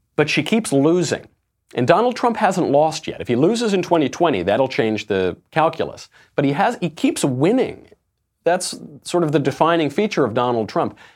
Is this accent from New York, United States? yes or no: yes; Bedford Hills, New York, United States; also born or lived in Sheepshead Bay, Brooklyn / New England; I grew up in Bedford Hills